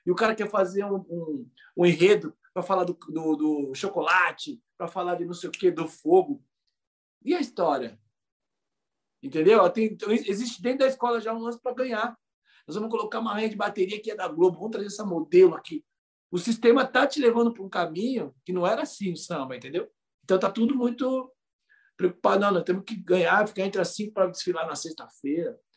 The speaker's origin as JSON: {"language": "Portuguese", "region": "São Paulo", "country": "Brazil", "tie": "born or raised there", "said": "eu nasci na Brasilândia, como eu já falei aqui, a escola foi fundada muito perto da minha casa."}